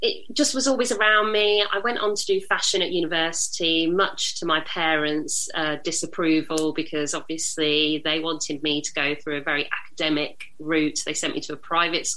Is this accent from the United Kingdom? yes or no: yes; United Kingdom; I'm British Indian.